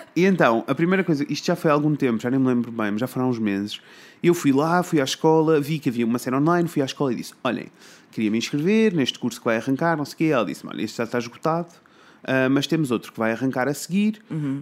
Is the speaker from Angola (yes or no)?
no; Coimbra, Centro, Portugal; eu sou de Coimbra, né? Então uhum. eu estudei numa escola básica